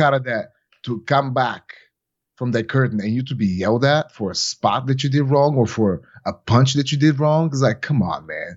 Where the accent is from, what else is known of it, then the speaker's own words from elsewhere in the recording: Bulgaria; moved away; my whole entire life growing up in Bulgaria